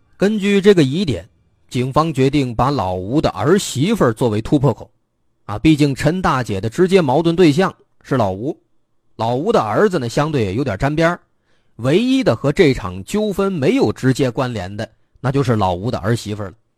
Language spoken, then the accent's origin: Chinese; China; 我们中国人最注重的就是传宗接代